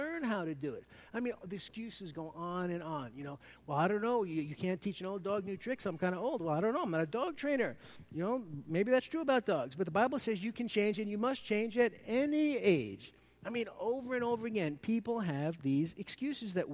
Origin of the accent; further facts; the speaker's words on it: New York City, New York, United States; accent: Brooklynese; by my Brooklynese accent, I'm from New York City